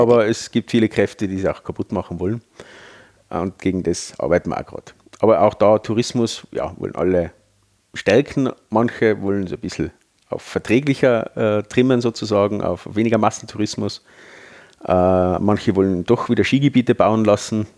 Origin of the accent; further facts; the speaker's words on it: Tyrol, Austria; bei uns in Tirol